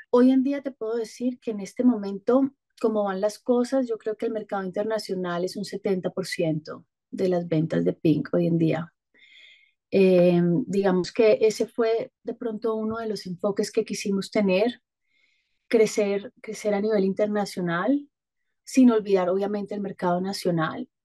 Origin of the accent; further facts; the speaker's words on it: Bogotá, Bogotá Capital District, Colombia; moved away as an adult; now in Cali, Colombia; Yo soy caleña, pero me fui cuando tenía un año a vivir por fuera. Después llegué a Bogotá cuando tenía ocho años y bueno, regresé nuevamente a Cali cuando tenía veintinueve